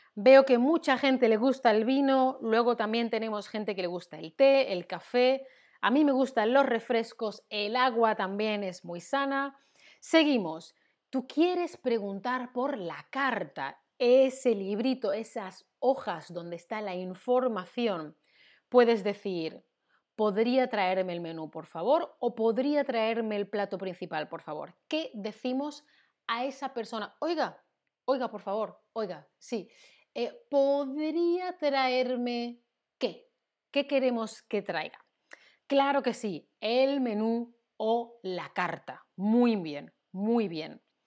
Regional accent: Seville, Andalusia, Spain; Yo soy del sur, soy de Sevilla, en Andalucía.

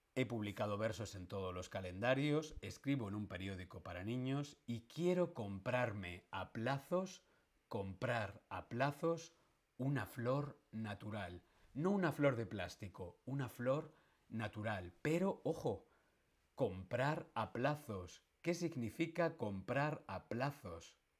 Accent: Madrid, Community of Madrid, Spain; a los que somos de Madrid se nos llama castizos

